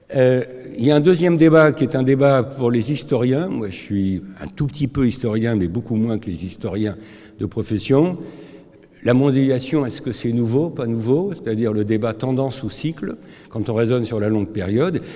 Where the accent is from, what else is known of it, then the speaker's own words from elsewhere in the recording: France; je suis français